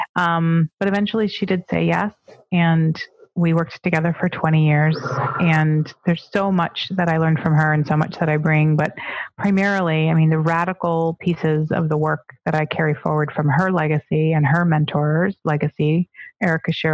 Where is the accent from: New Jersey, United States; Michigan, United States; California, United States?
Michigan, United States; Detroit; born and raised in Detroit